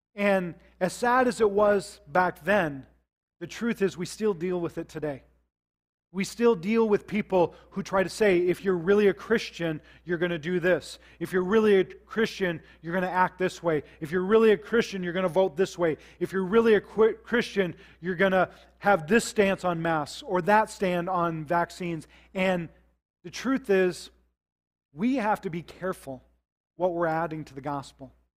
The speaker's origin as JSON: {"language": "English", "region": "South Dakota", "country": "United States", "tie": "born or raised there", "said": "I grew up in South Dakota"}